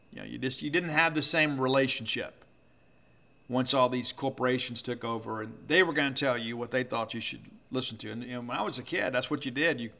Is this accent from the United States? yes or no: yes; the South, United States; I'm not a country music guy, but I'll tell you this growing up in the South, you kind of had to be because those were the only radio stations that you could pick up when you traveled.